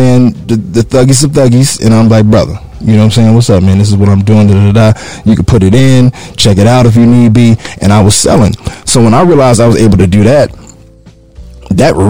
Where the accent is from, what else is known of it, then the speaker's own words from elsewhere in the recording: Kansas City, Missouri, United States; moved away as an adult; I'm from Kansas City, Missouri